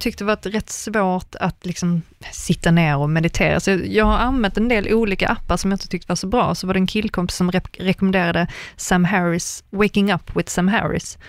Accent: Sweden; moved away as an adult; also born or lived in Germany; jag var enda svensk

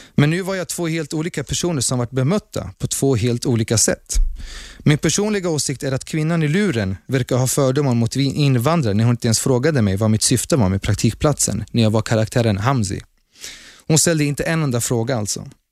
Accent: Sweden; Som svensk med utländsk bakgrund innebär att Sverige är mitt första hem

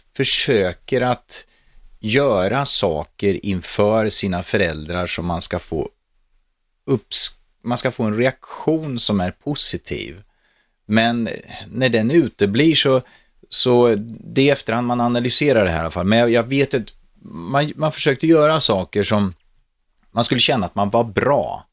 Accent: Norrköping, Östergötland, Sweden; also born or lived in Stockholm; Jag var ju själv från Norrköping

